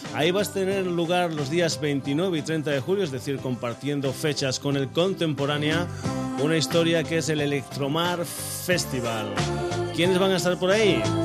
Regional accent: Badajoz, Extremadura, Spain; nos vamos para mi tierra, nos vamos para Badajoz

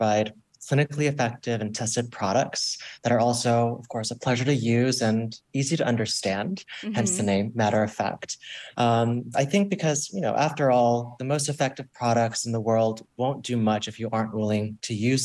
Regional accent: Florida, United States; I grew up in Florida

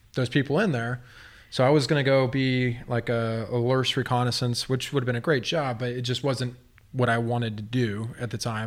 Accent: Texas, United States; moved away as an adult; now in Grants Pass, United States; I'm from Texas

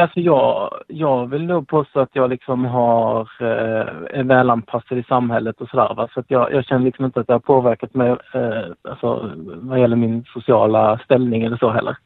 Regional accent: Blekinge, Sweden; now in Skåne, Sweden; jag kommer ju egentligen från Blekinge

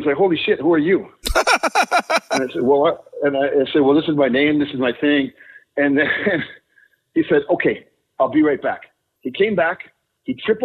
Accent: Thunder Bay, Ontario, Canada; moved away as an adult; also born or lived in Mexico; I'm from Thunder Bay

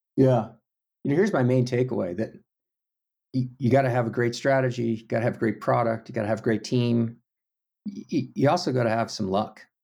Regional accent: Houston, Texas, United States; moved away; little bit of pride there and uniqueness about being from Texas, but really, it was kinda like just growing up in a suburb.

